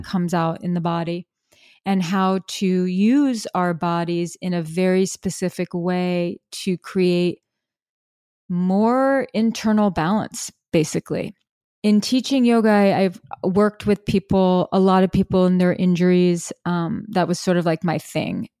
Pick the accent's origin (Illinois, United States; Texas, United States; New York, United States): New York, United States; New York City; I'm from New York City, I was living in Brooklyn